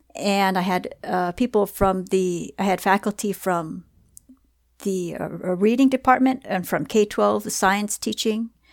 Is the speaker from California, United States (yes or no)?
yes; Southern California, United States; I'm born and raised, uh, in California